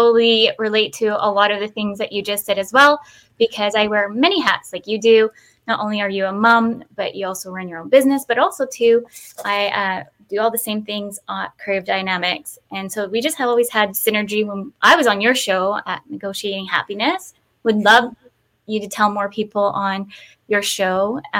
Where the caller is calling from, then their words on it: Victoria, British Columbia, Canada; today I'm calling in from Victoria, BC. It's 12 here. It's a little chilly